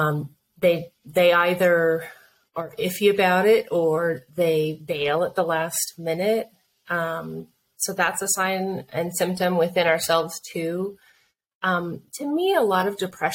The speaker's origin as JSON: {"language": "English", "region": "Colorado", "country": "United States", "said": "we're from Colorado"}